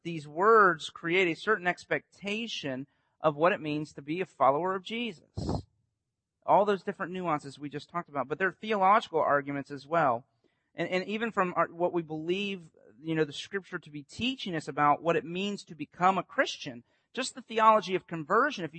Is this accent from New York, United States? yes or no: no; Winter Haven, Florida, United States; I grew up on Lake Eloise